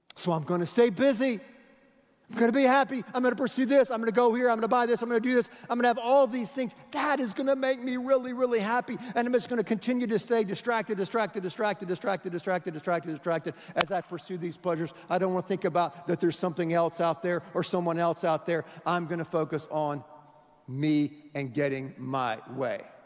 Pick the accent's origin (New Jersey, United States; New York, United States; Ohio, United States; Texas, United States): Texas, United States; Houston; we're from Houston